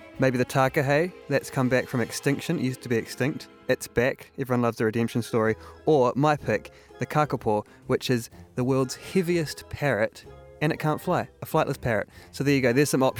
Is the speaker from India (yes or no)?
no; New Zealand; As a Kiwi